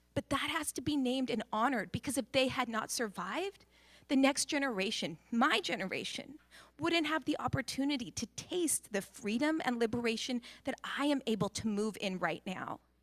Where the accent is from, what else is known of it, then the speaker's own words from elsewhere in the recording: Seattle, Washington, United States; growing up in Seattle in the eighties